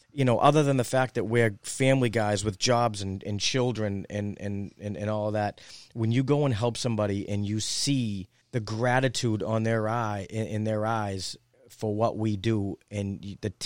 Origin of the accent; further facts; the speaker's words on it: Cambridge, Massachusetts, United States; we're all from Cambridge, most of us are from Cambridge